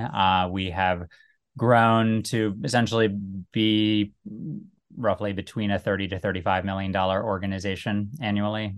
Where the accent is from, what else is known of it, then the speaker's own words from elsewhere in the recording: United States; also born or lived in Cincinnati, Ohio / Little Rock, Arkansas / Iraq (family); I was born in Cincinnati, grew up, um, first in Little Rock and then in, uh, the D C suburbs.